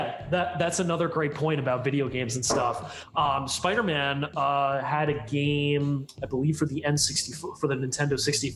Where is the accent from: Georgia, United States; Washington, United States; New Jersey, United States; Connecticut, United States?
New Jersey, United States; Marlboro; moved away as an adult; also born or lived in Ithaca, New York; is actually from my hometown. She went to my elementary school and she went to my high school.